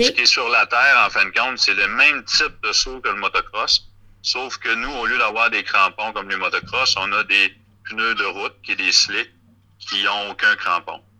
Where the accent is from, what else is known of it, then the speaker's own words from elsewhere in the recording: Rimouski, Quebec, Canada; je viens de, la région de Bas-Saint-Laurent, de Rimouski.